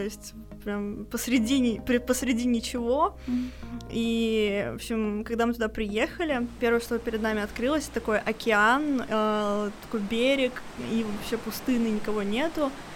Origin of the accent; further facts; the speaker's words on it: Ufa, Bashkortostan, Russia; мы обе из Уфы